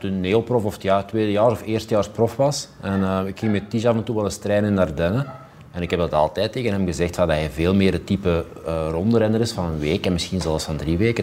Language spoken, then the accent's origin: Dutch; Flemings, Flanders, Belgium; Wij zijn dan altijd als Vlamingen voorzichtig